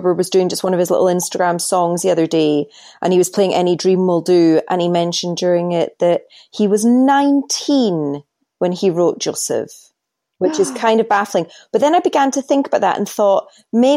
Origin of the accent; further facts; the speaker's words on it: Edinburgh, Scotland, United Kingdom; I'm from Edinburgh